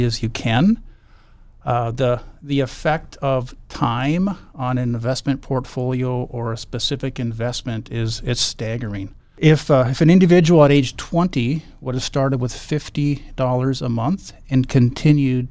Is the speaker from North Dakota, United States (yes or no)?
yes; Bismarck, North Dakota, United States; also born or lived in Dickinson, North Dakota / Grand Forks, North Dakota; I was born in Dickinson, North Dakota. We actually moved to Bismarck when I was young in first grade. So I grew up in Bismarck